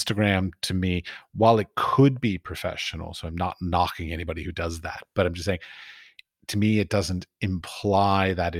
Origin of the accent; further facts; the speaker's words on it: United States; I'm American, I do it in English